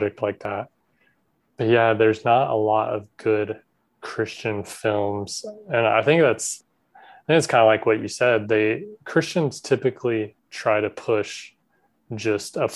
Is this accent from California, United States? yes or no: no; South Georgia, United States; I grew up in South Georgia